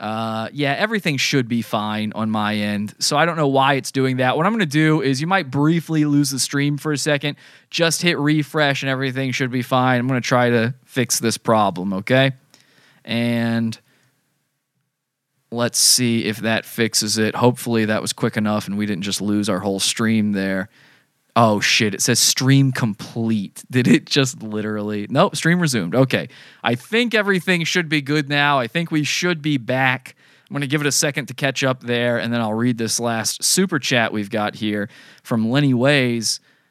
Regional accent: Arizona, United States; Originally, I'm from Arizona, yes.

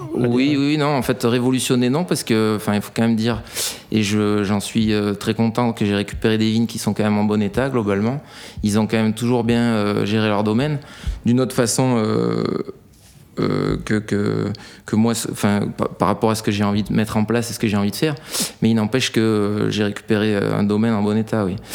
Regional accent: Brive-la-Gaillarde, Nouvelle-Aquitaine, France; moved away; also born or lived in Vacqueyras; je suis né à Brive en Corrèze

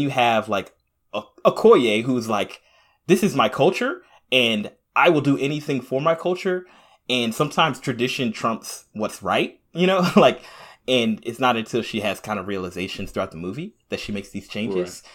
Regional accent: Jamaica; I'm Jamaican, so I'm by way of Africa

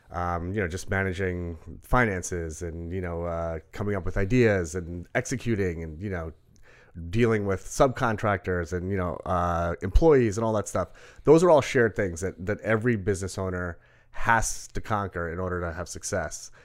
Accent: Rockville Centre, New York, United States; also born or lived in Brooklyn; We moved to Rockwell Center.

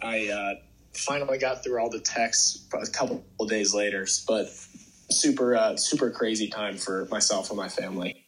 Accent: Atlanta, Georgia, United States; I'm from Atlanta, and my home course growing up was called uh, Chastain Park Golf Course

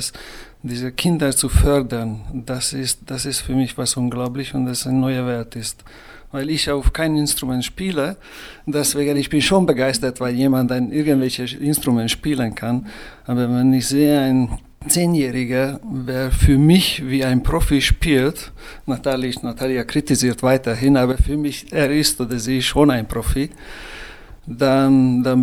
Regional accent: Hungary; Ich komme aus Ungarn, weil sehr nah zur Sowjetunion stammen und deswegen eigentlich diese sozialistische äh, Kindheit haben wir geteilt.

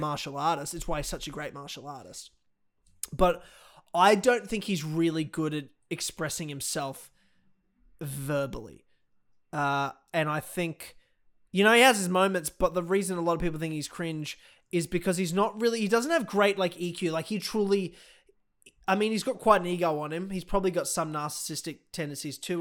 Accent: Australia; I'm fucking Australian

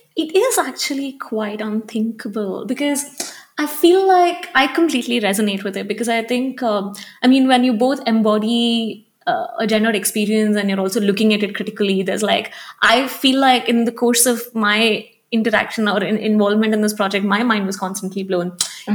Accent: Hyderabad, Telangana, India; also born or lived in Delhi; now in Bangalore, India; I grew up in Hyderabad and I live in Bangalore and I've lived in Delhi before this.

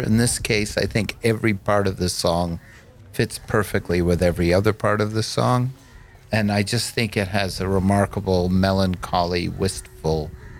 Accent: Ann Arbor, Michigan, United States; I grew up in Ann Arbor, Michigan.

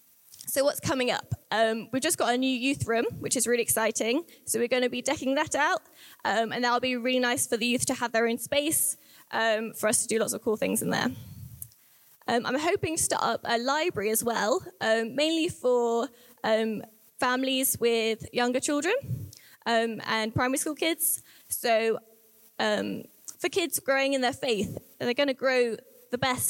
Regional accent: the Southwest, South West England, United Kingdom; moved away as an adult; We're from the Southwest, and we didn't know where we were going to live

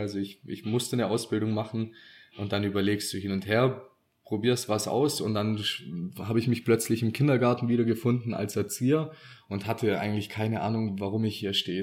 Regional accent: Swabia, Germany; wir sind ja auch Schwabe

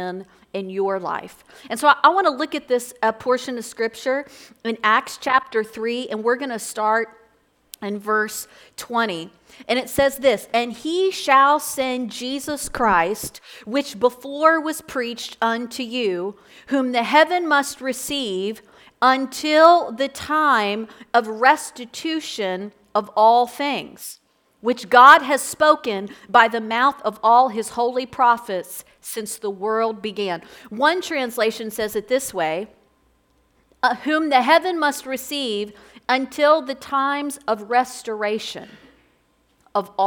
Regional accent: Florence, Kentucky, United States; I'm from Northern Kentucky. I grew up right here in Florence.

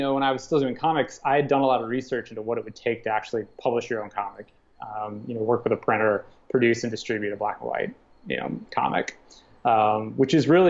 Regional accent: Midwest, United States; growing up in the Midwest during that era, you either wanted to play for Farside or you wanted to play for Aftershock.

